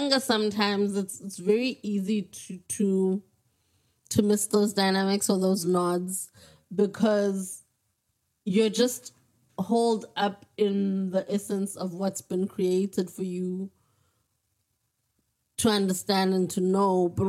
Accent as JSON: {"language": "English", "town": "Gqeberha", "region": "Eastern Cape", "country": "South Africa", "tie": "born or raised there", "said": "I grew up in Galvindale and I have relatives in Bloemendal"}